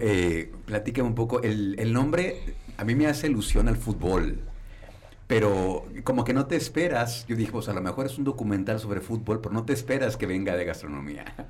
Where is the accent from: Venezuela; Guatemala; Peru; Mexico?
Mexico; Irapuato, Guanajuato; now in León, Mexico; llevo viviendo aquí los últimos 20 años, ya me siento leonés, soy de Irapuato